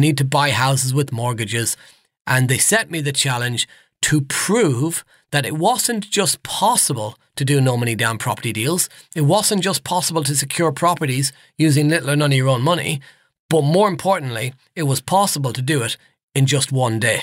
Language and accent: English; Nottinghamshire, East Midlands, United Kingdom; Now, I'm from the Midlands, so up around Nottinghamshire.